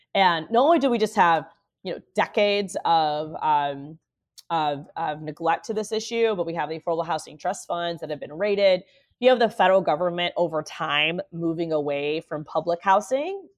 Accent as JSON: {"language": "English", "town": "Orlando", "region": "Florida", "country": "United States", "tie": "born or raised there", "said": "I'm born and raised in Orlando as the daughter of immigrants."}